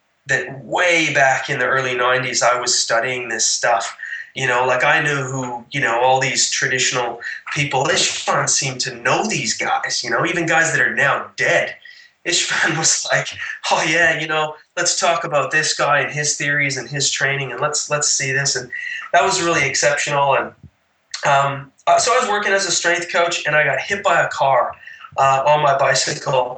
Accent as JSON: {"language": "English", "country": "Canada", "moved": "yes", "lives_now": "Cabarita Beach, Australia", "said": "being a Canadian"}